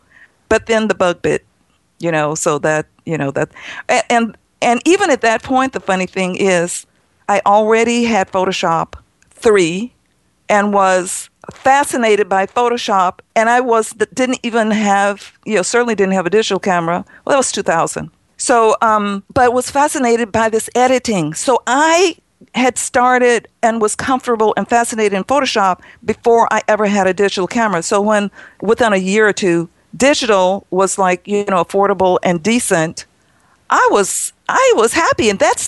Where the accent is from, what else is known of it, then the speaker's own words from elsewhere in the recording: New York, United States; Me, I came from New York and I have a 100-year-old barn.